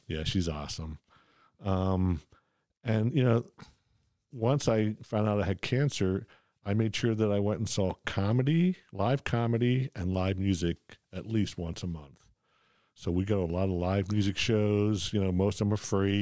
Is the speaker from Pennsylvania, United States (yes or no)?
yes; Philadelphia, Pennsylvania, United States; I grew up in Ph, Philadelphia